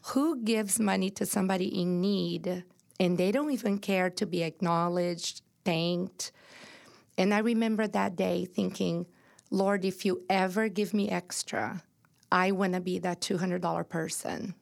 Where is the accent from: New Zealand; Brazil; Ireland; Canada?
Brazil; moved away as an adult; now in United States; I was born and raised in Brazil